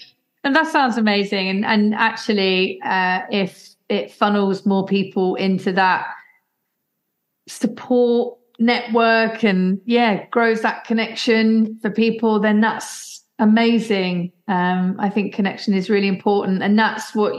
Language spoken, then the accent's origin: English; Leicester, East Midlands, United Kingdom; moved away; I was born in Leicester